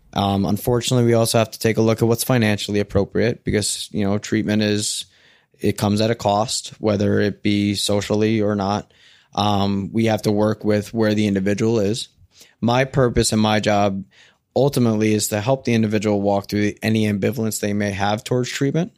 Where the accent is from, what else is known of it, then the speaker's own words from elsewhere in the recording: New Jersey, United States; now in Portland, United States; I'm a guy from Jersey that lives in Portland